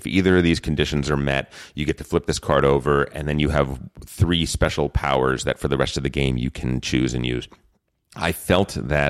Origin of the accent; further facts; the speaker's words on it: New Jersey, United States; No, but I am from New Jersey.